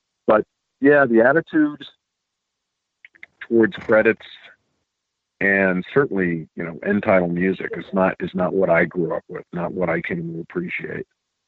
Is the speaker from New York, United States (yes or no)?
yes; New York City, New York, United States; I grew up in New York City